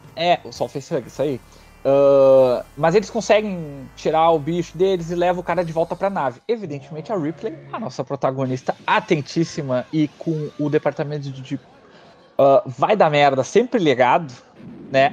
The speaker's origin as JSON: {"language": "Portuguese", "region": "Rio Grande do Sul", "country": "Brazil", "accent": "gaúcho"}